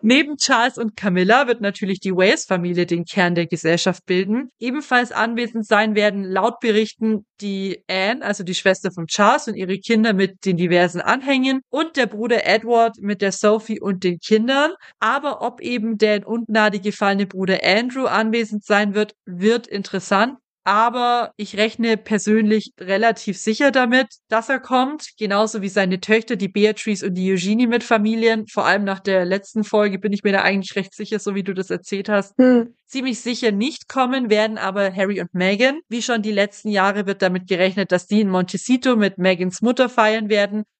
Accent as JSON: {"language": "German", "country": "Germany", "said": "hier bei uns in Deutschland"}